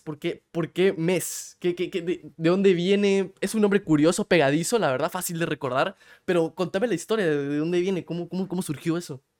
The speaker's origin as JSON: {"language": "Spanish", "country": "Guatemala", "moved": "yes", "lives_now": "United States", "said": "yo soy de Guate, yo ahorita vivo en Estados Unidos"}